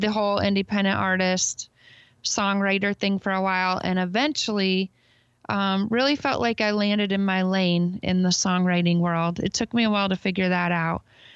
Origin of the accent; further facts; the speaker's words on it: Michigan, United States; I grew up in Michigan on a farm, really in the middle of nowhere